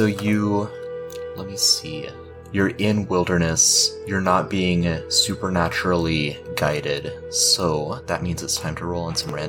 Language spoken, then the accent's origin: English; Alabama, United States; As a kid growing up in Alabama, I would get tangled in briars all the time